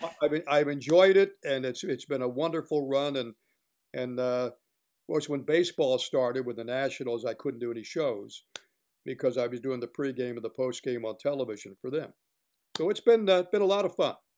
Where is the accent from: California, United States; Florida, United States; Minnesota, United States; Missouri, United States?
Florida, United States; Miami; moved away as an adult; also born or lived in Perry, Georgia; I grew up in Miami, Florida